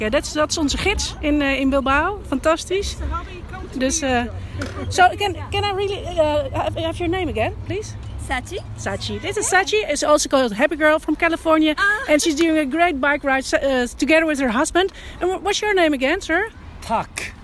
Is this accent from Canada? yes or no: no; Japan; born there; the same as the uh, way I was born in Japan.